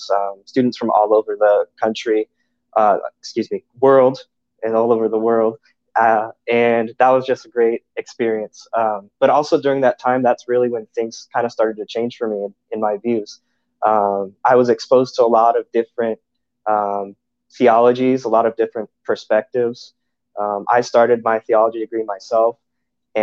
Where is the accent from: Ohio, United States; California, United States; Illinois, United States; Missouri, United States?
California, United States; Orange County, Southern; now in Gilbert, United States; I grew up in Southern California in Orange County